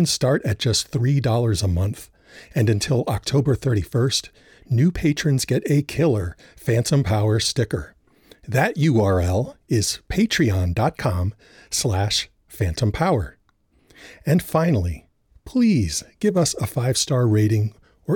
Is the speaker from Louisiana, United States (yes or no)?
yes; New Orleans, Louisiana, United States; when I was a kid of 10 or 11 growing up in New Orleans